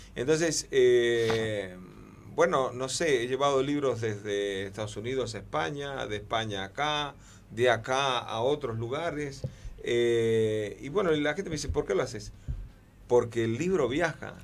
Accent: Cuba; yo soy isleño de naturaleza, soy cubano

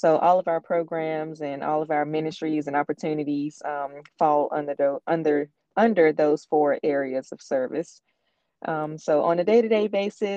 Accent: Warren County, North Carolina, United States; now in Granville County, United States; I'm originally from Warren County

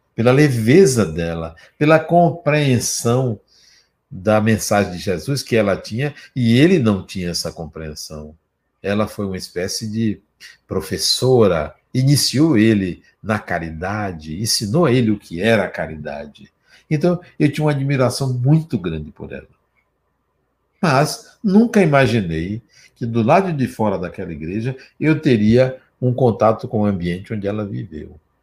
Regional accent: Brazil; eu sou brasileiro

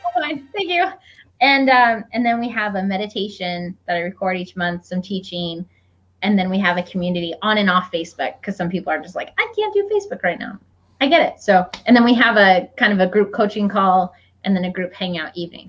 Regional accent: Iowa, United States; where I grew up in Iowa.

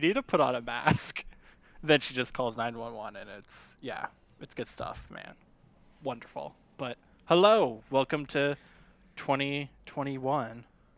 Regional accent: United States; I'm an American

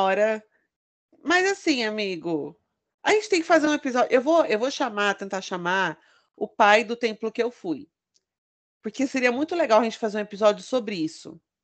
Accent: São Bernardo do Campo, São Paulo, Brazil; eu sou de São Bernardo do Campo

